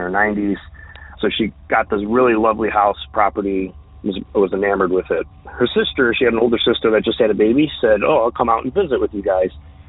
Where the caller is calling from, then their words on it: New York, United States; This is …. I'm calling from the Western New York State area.